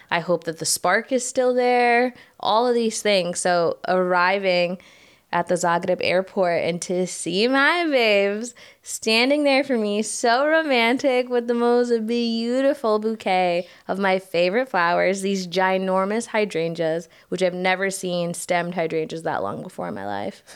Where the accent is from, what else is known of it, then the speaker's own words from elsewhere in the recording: United States; moved away as an adult; now in Croatia; I am American